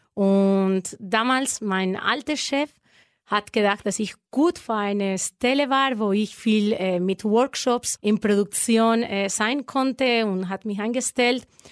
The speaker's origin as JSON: {"language": "German", "area": "La Vall d'Uixó, a small town near Valencia", "region": "Valencian Community", "country": "Spain", "second_language": "German", "moved": "yes", "lives_now": "Erlangen, Germany", "said": "ich komme aus La Vall"}